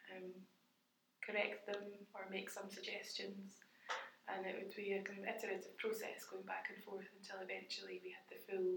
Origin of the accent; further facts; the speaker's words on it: Glasgow, Scotland, United Kingdom; moved away as an adult; also born or lived in Dundee / Birmingham; I'm a Glasgow girl.